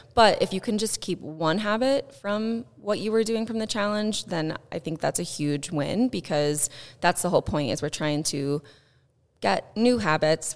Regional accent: Southern Indiana, United States; I grew up in Southern Indiana

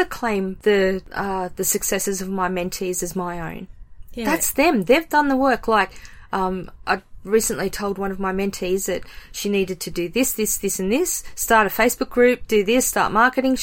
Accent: Australia; being Australian

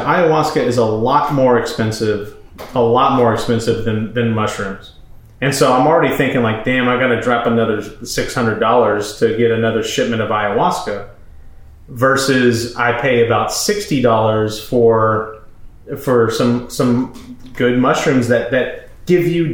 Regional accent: Manville, United States; moved away; we went to my hometown, my family house, which is in the process of being sold at this point. There's no furniture, no nothing. And we went to Manville.

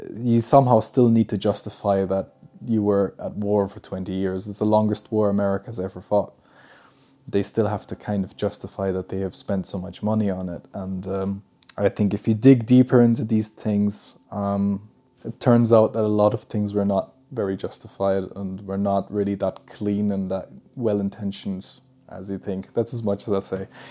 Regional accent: Germany; They were studying in, in my hometown, and uh, that's where I was born.

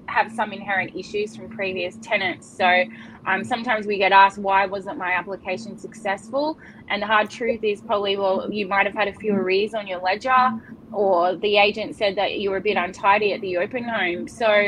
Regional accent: Northern Beaches, New South Wales, Australia; being born and bred on the Northern Beaches

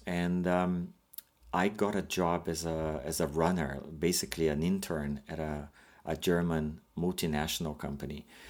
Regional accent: Brazil; moved away as an adult; now in Canada; I am an immigrant from Brazil, and I moved to Canada by myself.

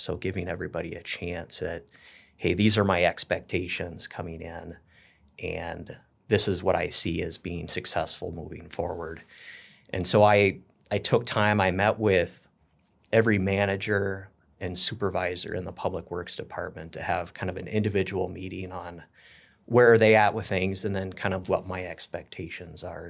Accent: Northern California, United States; moved away as an adult; also born or lived in Oregon / Minnesota; now in Plymouth, Minnesota, United States; born and raised in Northern California. So, was out there for twenty-five years before moving out here

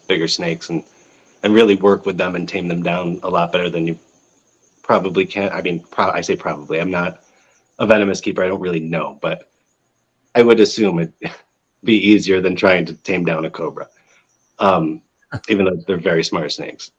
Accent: Texas, United States; also born or lived in Virginia; now in New York, United States; I grew up in Texas

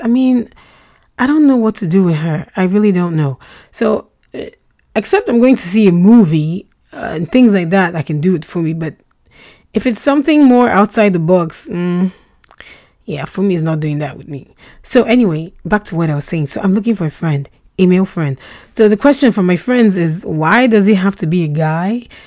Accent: Nigeria; first language Russian; English is a second language; also born or lived in Russia; we relocated to Nigeria when I was four, and I had to quickly learn how to speak English

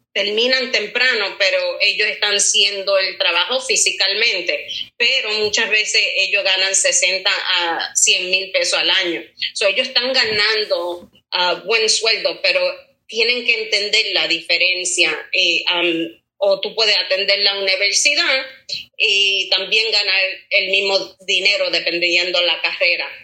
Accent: Puerto Rico; moved away; yo soy de Puerto Rico.

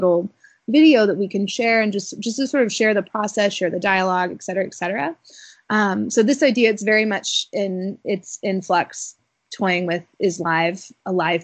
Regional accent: Alabama, United States; moved away; also born or lived in Wisconsin; growing up in Alabama

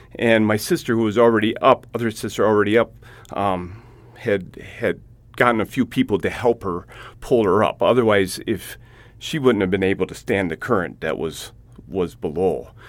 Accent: Hill Point, Wisconsin, United States; I'm from Hill Point, Wisconsin

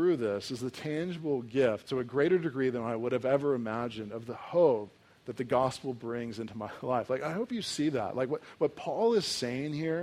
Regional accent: United States; as an American

